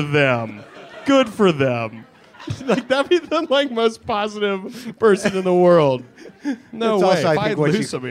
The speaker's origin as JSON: {"language": "English", "region": "South Carolina", "country": "United States", "tie": "born or raised there", "moved": "as an adult", "said": "I was raised in South Carolina."}